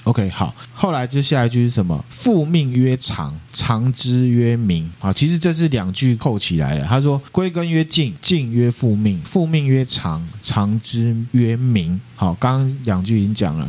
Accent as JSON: {"language": "Chinese", "country": "Taiwan", "said": "我们台湾人"}